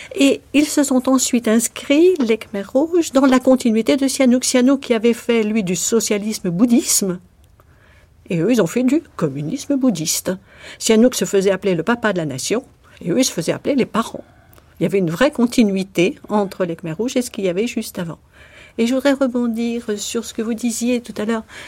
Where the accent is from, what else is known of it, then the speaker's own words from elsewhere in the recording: France; moved away as an adult; also born or lived in Phnom Penh, Cambodia; en tant que Française